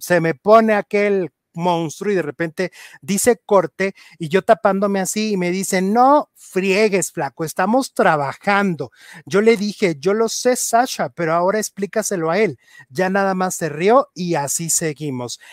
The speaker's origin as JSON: {"language": "Spanish", "country": "Mexico", "said": "somos mexicanos"}